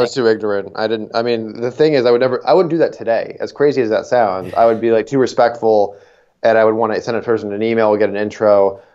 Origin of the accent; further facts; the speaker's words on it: Niagara, Ontario, Canada; grew up in Niagara for 18 years.